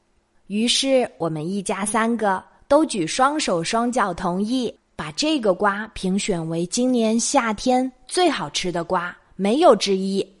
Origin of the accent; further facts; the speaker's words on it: Jiangsu, China; 我们江苏这边的人习惯用硬币